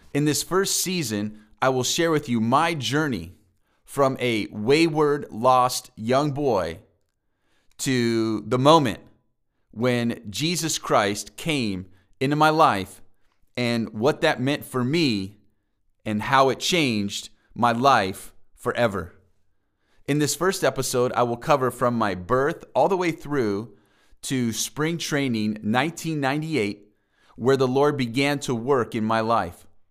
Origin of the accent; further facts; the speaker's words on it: La Mesa, California, United States; also born or lived in Kenosha, Wisconsin; I grew up specifically in La Mesa with my mom